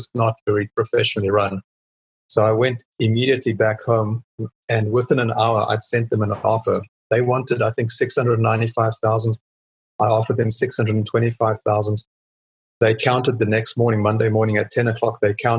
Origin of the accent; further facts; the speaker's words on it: South Africa; also born or lived in England; now in Texas, United States; Okay. Well … I'm a South African and moved around a lot. Myself and my wife, we moved from South Africa to England, lived there for 10 years, and then moved to the States in 2001 and been there in Texas ever since then.